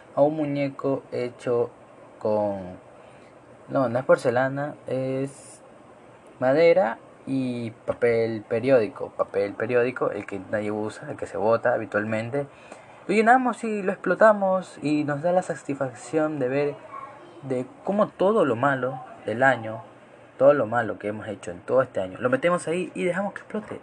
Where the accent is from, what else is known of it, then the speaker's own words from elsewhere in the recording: Ecuador; Acá en Ecuador, yo soy ecuatoriano